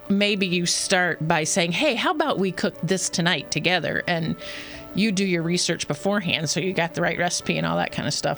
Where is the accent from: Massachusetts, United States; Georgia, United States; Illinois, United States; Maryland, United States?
Georgia, United States; Atlanta; I'm originally from Atlanta